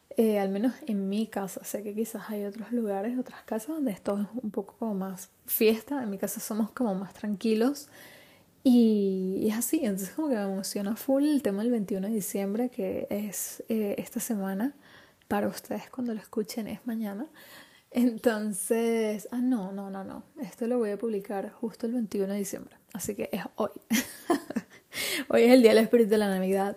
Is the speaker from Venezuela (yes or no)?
yes; Venezuela; also born or lived in Spain; now in Madrid, Spain; Yo nací en Venezuela